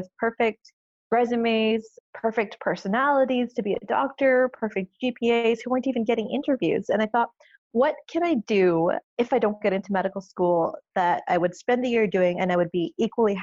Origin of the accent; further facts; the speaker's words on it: Canada; I'm Canadian